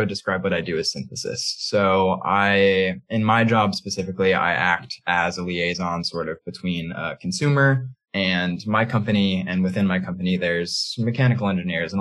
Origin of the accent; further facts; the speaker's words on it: Midwest, United States; now in San Francisco, United States; I grew up in the Midwest, but I'm now a West Coast transplant